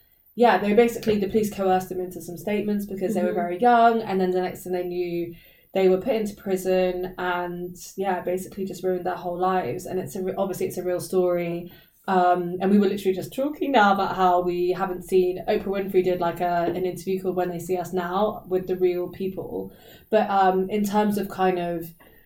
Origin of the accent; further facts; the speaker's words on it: Reading, South East England, United Kingdom; I'm the UK, England, Reading.